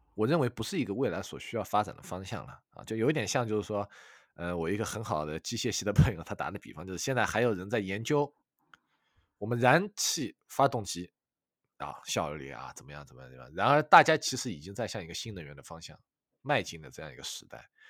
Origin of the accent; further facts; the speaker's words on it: China; moved away as an adult; also born or lived in United Kingdom; now in Sheffield, United Kingdom; 我们中国人